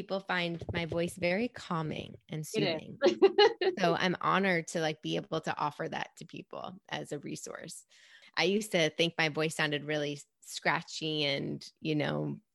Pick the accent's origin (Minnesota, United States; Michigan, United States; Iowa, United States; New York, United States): New York, United States; New York City; I grew up in New York City, born and raised